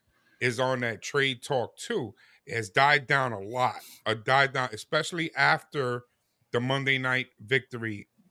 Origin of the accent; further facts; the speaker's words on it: New York, United States; growing up in New York as a Mets fan.